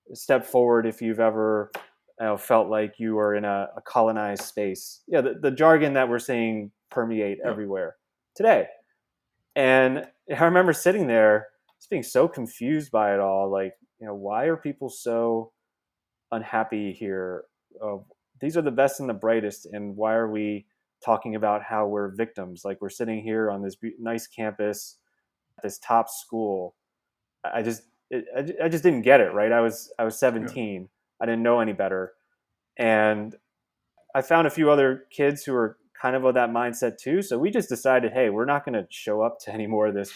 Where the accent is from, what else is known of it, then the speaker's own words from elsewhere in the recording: New Jersey, United States; also born or lived in Bronx, New York; spent a few years there in New York and then moved out to Jersey where I grew up